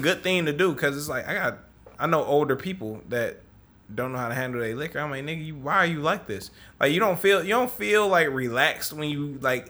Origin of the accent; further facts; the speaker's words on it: Detroit, Michigan, United States; And I'm from the West Side